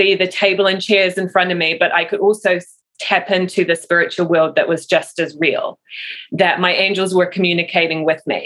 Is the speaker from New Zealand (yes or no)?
yes; New Zealand; moved away; I am from New Zealand originally